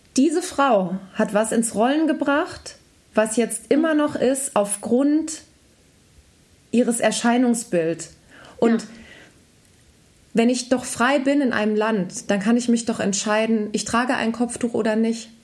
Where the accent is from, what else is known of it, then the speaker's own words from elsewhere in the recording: Germany; als Deutsche